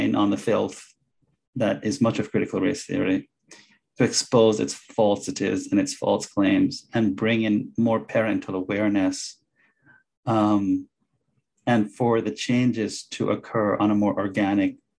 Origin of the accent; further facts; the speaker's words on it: Jamaica; now in Illinois, United States; I went to school and I grew up in Jamaica, went to a very strict private Catholic school